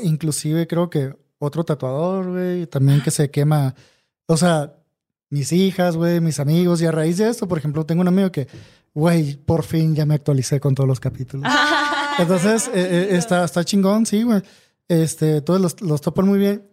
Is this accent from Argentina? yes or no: no; Hermosillo, Sonora, Mexico; acá en Hermosillo, de donde yo soy